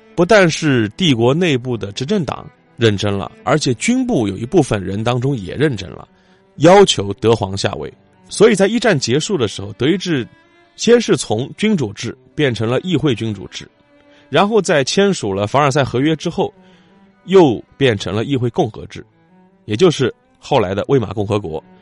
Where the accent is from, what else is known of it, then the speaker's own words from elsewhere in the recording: China; 我们中国人